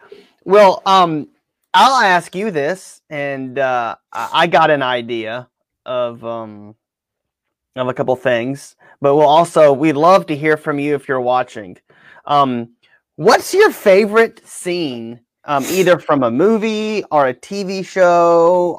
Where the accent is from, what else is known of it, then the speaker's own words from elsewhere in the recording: Baton Rouge, Louisiana, United States; moved away; I'm from Baton Rouge